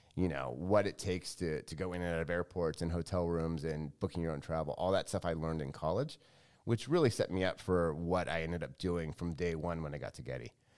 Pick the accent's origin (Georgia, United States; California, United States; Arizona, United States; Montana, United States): California, United States; Los Angeles; moved away as an adult; I grew up in L